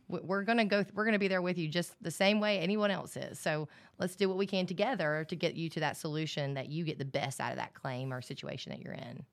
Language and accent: English; Alabama, United States; I grew up in Alabama